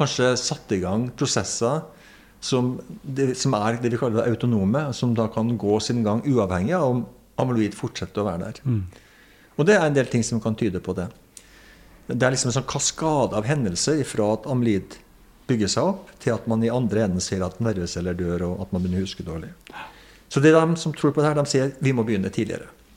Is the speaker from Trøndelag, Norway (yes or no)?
yes; Trøndelag, Norway; now in Lillehammer, Norway; jeg er en trønder som bor på Lillehammer, der vi er nå